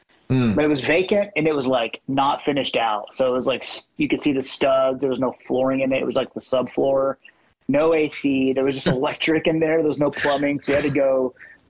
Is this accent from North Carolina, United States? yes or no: no; Fort Worth, Texas, United States; we grew up in Fort Worth